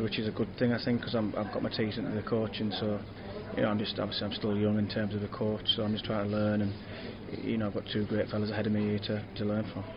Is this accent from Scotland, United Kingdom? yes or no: no; Middlesbrough area / Durham, North East England, United Kingdom; I was a local lad